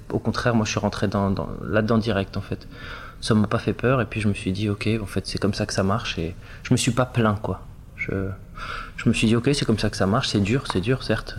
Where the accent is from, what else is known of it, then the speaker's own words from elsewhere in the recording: Var, Provence-Alpes-Côte d'Azur, France; moved away; also born or lived in Paris; on a grandi dans le Var